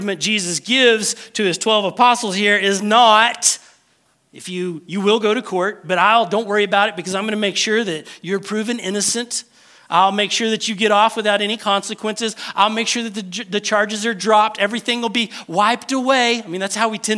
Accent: United States; Because we are American

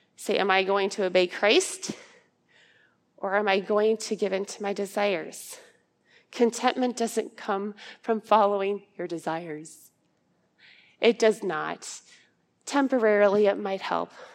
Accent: Ankeny, Iowa, United States; I'm from Ankeny, Iowa

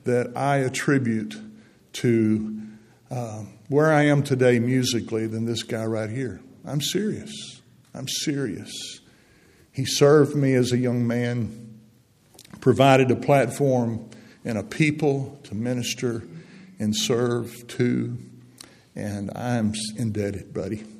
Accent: Harvest, Alabama, United States; moved away; I grew up on Nick Davis Road out there in Harvest, Alabama.

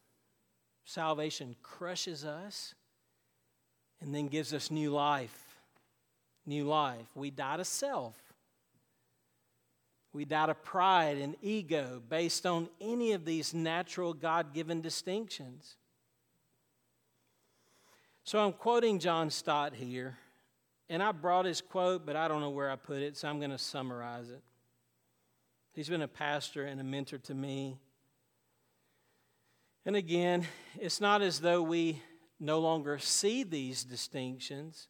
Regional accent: United States; I'm an American, but I'm first a Christian

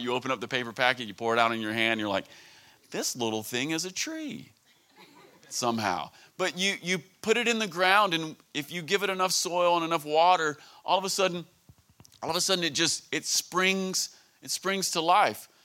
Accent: United States; I'm from Greene County

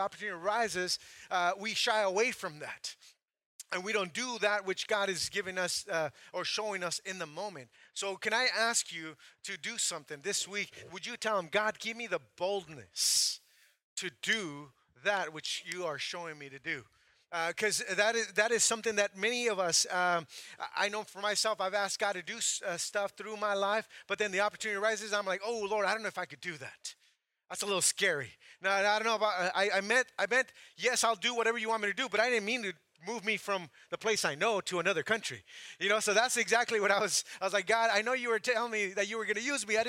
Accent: Santa Maria, California, United States; moved away as an adult; also born or lived in Mexico; now in Playa del Carmen, Mexico; I grew up in Santa Maria, California

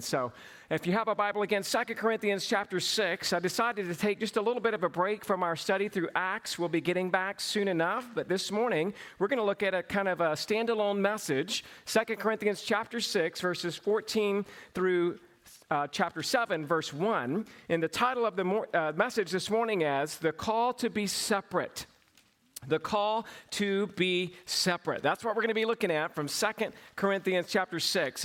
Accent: Cochran, Georgia, United States; accent: southern; I grew up in a small town, Cochrane, Georgia.

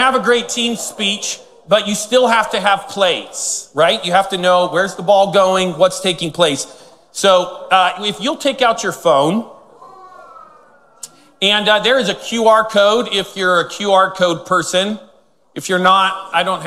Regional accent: Northern California, United States; I was born in Northern California, lived there my whole life

